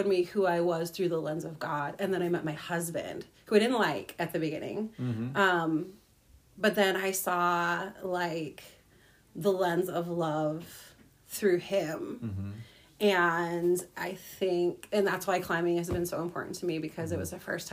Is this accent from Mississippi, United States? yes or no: no; Grand Rapids, Michigan, United States; also born or lived in Minneapolis; I am from Grand Rapids, Michigan